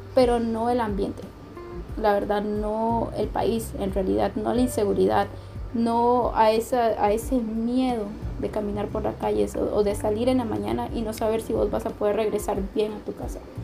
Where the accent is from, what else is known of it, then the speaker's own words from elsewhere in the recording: Tegucigalpa, Francisco Morazán, Honduras; moved away as an adult; now in San José, Costa Rica; en Tegucigalpa, donde crecí